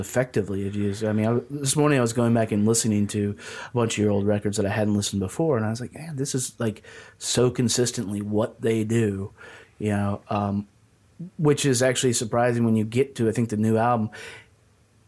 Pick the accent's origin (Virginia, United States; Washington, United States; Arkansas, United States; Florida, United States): Virginia, United States; Southwest; I grew up in Southwest Virginia